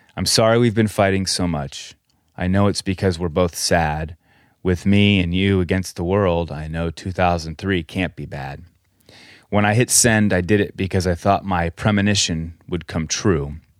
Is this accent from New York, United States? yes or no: no; Colorado, United States; We grew up in Colorado